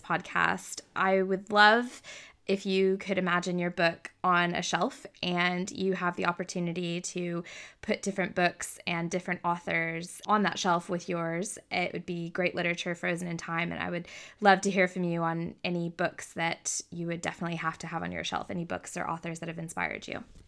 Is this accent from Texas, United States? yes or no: yes; Texas, United States; I grew up in Texas